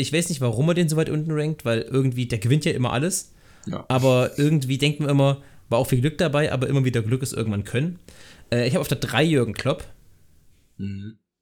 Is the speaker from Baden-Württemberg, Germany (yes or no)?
no; Thuringia, Germany; ich komme ich komm aus Thüringen